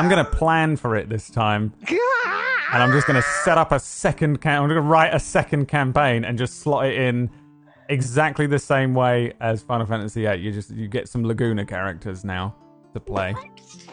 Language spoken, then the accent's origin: English; London, United Kingdom; I'm from London.